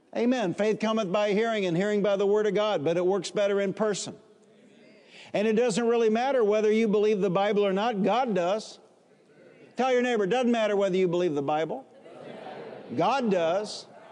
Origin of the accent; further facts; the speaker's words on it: Warren, Michigan, United States; also born or lived in Highland Park, Michigan; After we moved from Highland Park, Michigan to the suburbs, Warren, Michigan, I grew up in a house of only 1,089 square feet